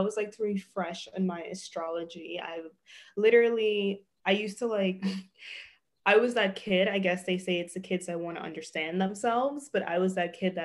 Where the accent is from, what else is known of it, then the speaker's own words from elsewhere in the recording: New York City, New York, United States; moved away as an adult; also born or lived in Los Angeles; I'm from Brooklyn, New York.